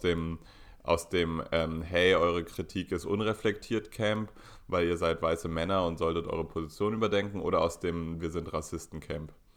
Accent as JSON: {"language": "German", "region": "Berlin", "country": "Germany", "said": "als arroganter Berliner"}